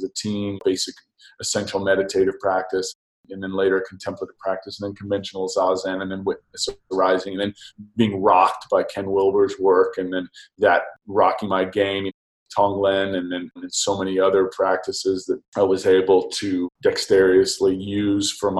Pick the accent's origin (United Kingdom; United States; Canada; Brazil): United Kingdom; Oxford, South East England; I'm from England. I'm from Oxford.